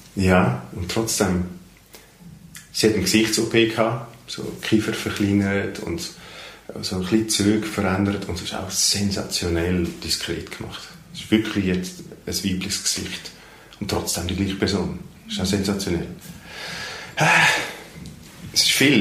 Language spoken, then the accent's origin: German; Netherlands; first language Dutch; German is a second language; now in Switzerland; in meiner Muttersprache Holländisch